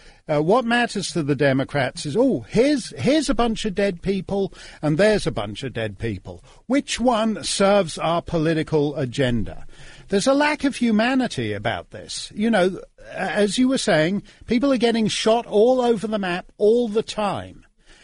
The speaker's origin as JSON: {"language": "English", "town": "Toronto", "region": "Ontario", "country": "Canada", "tie": "born or raised there", "said": "I was born in Toronto, which is just an hour up the Queen Elizabeth Way from Buffalo."}